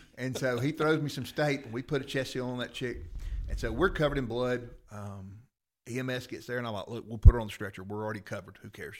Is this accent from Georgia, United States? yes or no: yes; Rome, Georgia, United States; I grew up in Rome. I went to Coosa.